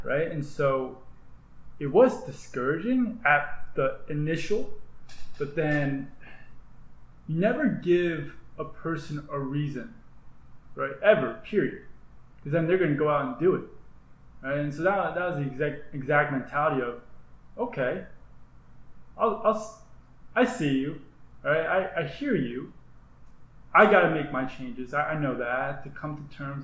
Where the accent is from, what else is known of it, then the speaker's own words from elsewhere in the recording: New Jersey, United States; moved away as an adult; growing up in New Jersey swimming